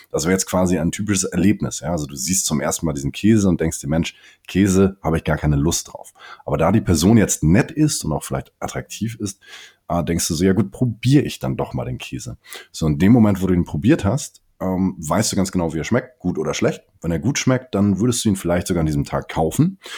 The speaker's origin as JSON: {"language": "German", "region": "Hamburg", "country": "Germany", "tie": "born or raised there", "said": "mein Vater kommt aus dem äh, Senegal, meine Mutter hier aus Hamburg. Ich bin in Hamburg aufgewachsen und geboren"}